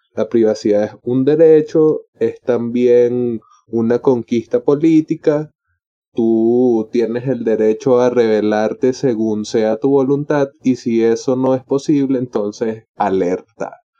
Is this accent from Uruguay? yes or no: no; Venezuela; sé que formo parte de Venezuela, sé que soy latinoamericano